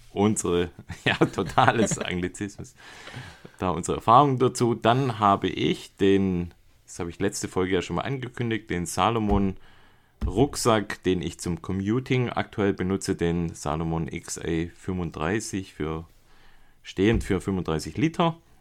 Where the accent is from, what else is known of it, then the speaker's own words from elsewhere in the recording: Germany; moved away; aus meiner alten Heimat Beisingen